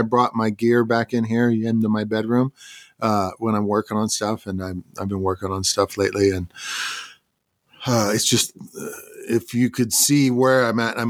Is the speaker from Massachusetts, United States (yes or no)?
no; St. Joseph, Missouri, United States; moved away; I grew up in St. Joseph, Missouri